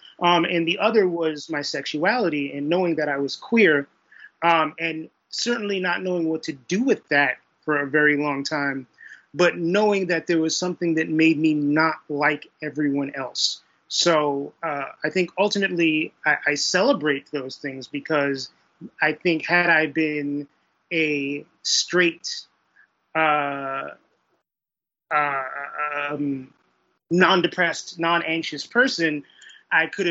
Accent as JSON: {"language": "English", "town": "New York City", "region": "New York", "country": "United States", "tie": "born or raised there", "said": "I grew up in Brooklyn, New York in the 1980s and early 1990s"}